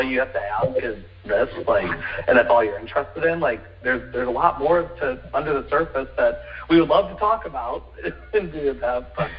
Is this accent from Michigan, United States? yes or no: yes; Detroit, Michigan, United States; also born or lived in Seoul, South Korea; I was raised in Metro Detroit